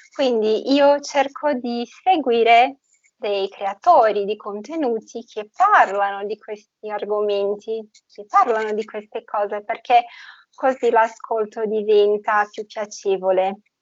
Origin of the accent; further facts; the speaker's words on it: Brazil; Italian is a second language; Io sono brasiliana, nata e cresciuta in Brasile